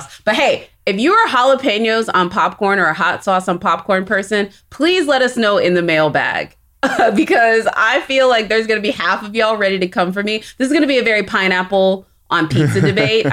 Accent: Texas, United States; I'm from Texas

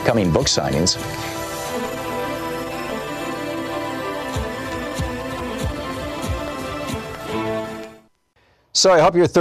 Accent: Michigan, United States; I grew up in Michigan

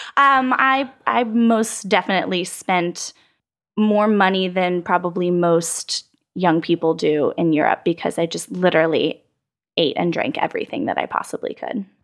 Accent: San Antonio, Texas, United States; moved away as an adult; also born or lived in Washington, D.C. / Austin; I grew up in San Antonio, Texas girl through and through

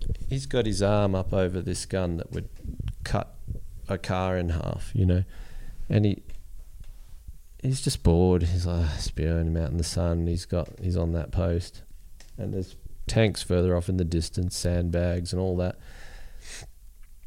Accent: Australia; we're from Australia

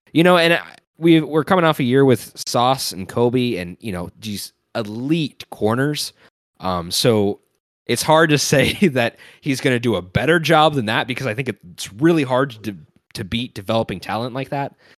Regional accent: Cincinnati, Ohio, United States; watched so many Bengals games throughout my entire life growing up in Cincinnati

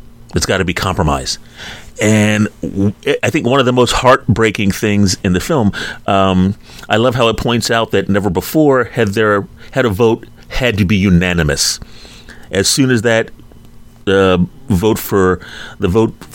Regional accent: Philadelphia, Pennsylvania, United States; growing up in Philadelphia

